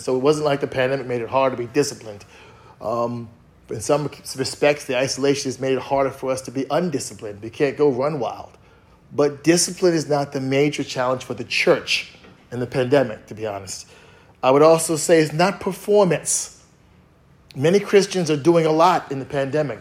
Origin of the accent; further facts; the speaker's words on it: East Coast, United States; I'm from the East Coast